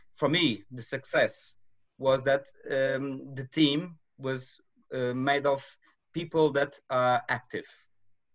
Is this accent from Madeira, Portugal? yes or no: yes; Madeira, Portugal; moved away as an adult; now in mainland Portugal; I'm from Madeira. An island belongs to Portugal